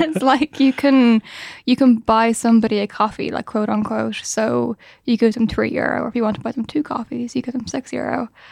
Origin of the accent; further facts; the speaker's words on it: Ireland; We're Irish